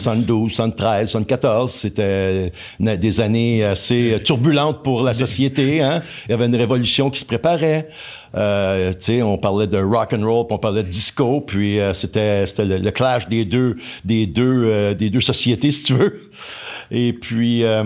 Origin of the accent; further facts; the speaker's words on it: Pointe-Calumet, Quebec, Canada; also born or lived in Montreal; Je suis natif de Pointe-Calumet. Je suis né à Montréal, mais on m'a ramené à Pointe-Calumet.